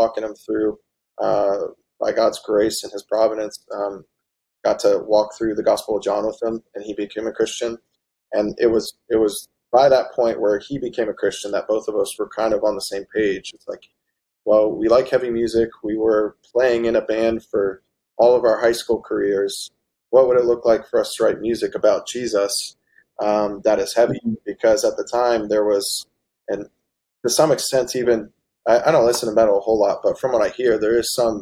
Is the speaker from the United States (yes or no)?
yes; West Virginia, United States; we're from West Virginia